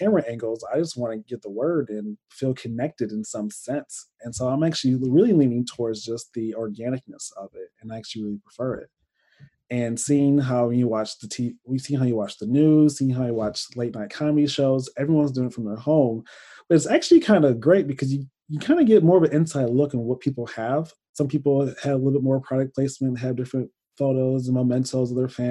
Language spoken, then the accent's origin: English; Michigan, United States; now in Fort Wayne, United States; I watch my home church I grew up in Michigan.